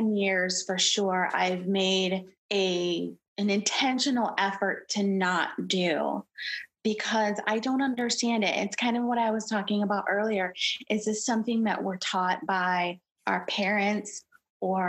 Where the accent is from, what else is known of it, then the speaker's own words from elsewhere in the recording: Detroit, Michigan, United States; I'm from Detroit. Not a lot of singing and acting going on here.